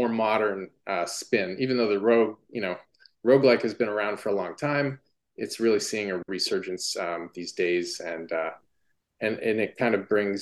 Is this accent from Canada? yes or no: yes; Ottawa, Ontario, Canada; also born or lived in Toronto; back to my hometown of Ottawa